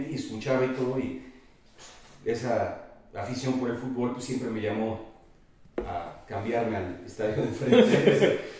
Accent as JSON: {"language": "Spanish", "region": "Puebla", "country": "Mexico", "tie": "born or raised there", "said": "he vivido aquí en Puebla, soy poblano, poblanísimo"}